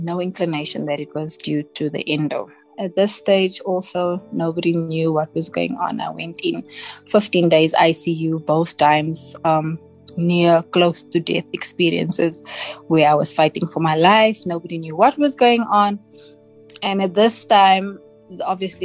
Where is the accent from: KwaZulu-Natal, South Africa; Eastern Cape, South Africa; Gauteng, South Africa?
Gauteng, South Africa; Johannesburg; I was born and bred in El Dorado Park Extension 2, born and raised here.